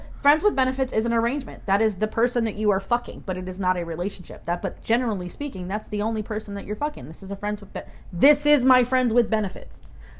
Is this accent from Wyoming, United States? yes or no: no; Arizona, United States; Arizona. I'm from Arizona.